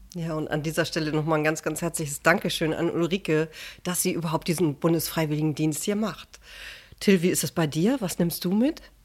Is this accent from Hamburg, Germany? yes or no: yes; Hamburg, Germany; als ja, Hamburgerin